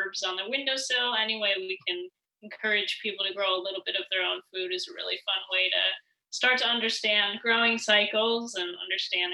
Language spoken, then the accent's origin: English; Minnesota, United States; moved away as an adult; now in Los Angeles, United States; I come from Minnesota